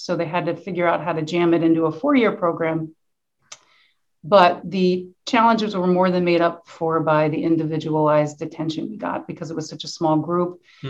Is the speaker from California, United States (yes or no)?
no; Bucks County, Pennsylvania, United States; also born or lived in Poland; I'm from Bucks County, Pennsylvania, which is kind of a suburb of Philadelphia, in an area where farming communities and farms that have been in families for generations